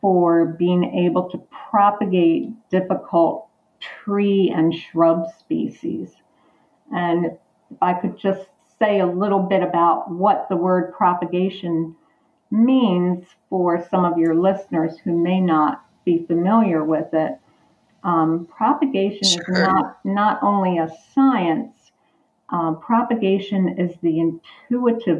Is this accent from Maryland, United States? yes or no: yes; Perry Hall, Maryland, United States; also born or lived in Parkville, Maryland; I grew up in the Perry Hall, Maryland, Parkville, Maryland area.